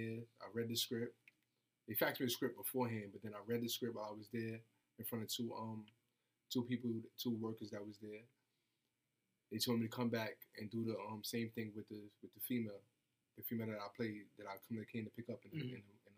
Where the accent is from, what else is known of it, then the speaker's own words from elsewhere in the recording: New York City, New York, United States; I'm from the Bronx